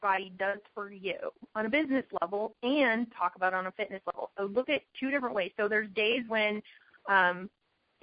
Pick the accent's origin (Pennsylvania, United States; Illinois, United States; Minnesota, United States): Illinois, United States; Chicago; now in Arizona, United States; I'm from Chicago. We moved to Arizona